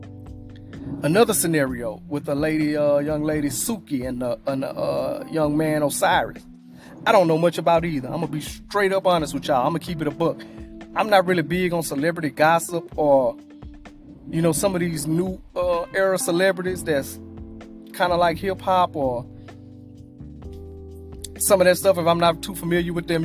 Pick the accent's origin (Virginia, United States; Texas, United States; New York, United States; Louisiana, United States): Louisiana, United States; I'm from Louisiana